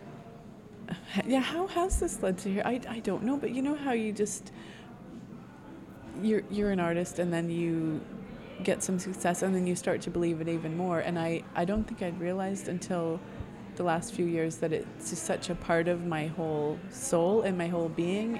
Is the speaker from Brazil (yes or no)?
no; Saskatchewan, Canada; moved away as an adult; also born or lived in Scotland; I grew up mostly in Saskatchewan